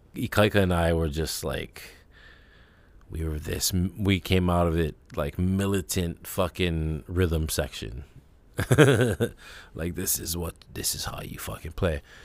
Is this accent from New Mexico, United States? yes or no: no; Kailua, Hawaii, United States; growing up in Kailua